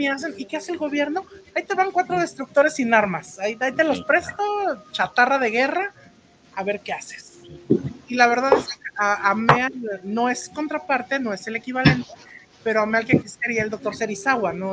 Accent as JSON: {"language": "Spanish", "country": "Mexico", "said": "lo que yo conozco como México y, como, mexicanos, como latinos"}